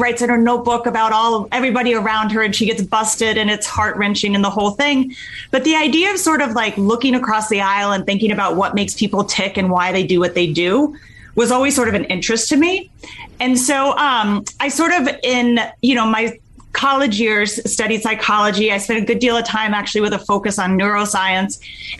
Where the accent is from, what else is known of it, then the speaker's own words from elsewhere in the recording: Connecticut, United States; also born or lived in Texas; So I grew up on the East Coast, primarily in Connecticut, the few short years, early years down in Texas.